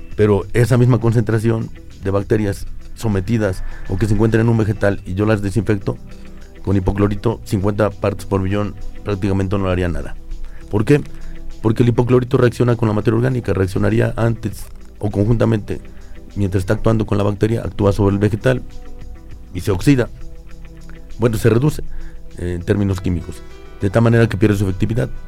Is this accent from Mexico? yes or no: yes; Mexico; como mexicanos